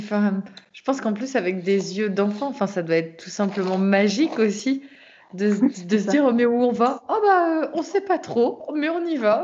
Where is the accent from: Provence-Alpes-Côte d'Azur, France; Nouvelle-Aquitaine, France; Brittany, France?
Brittany, France; je suis bretonne et voilà, je suis toujours en Bretagne.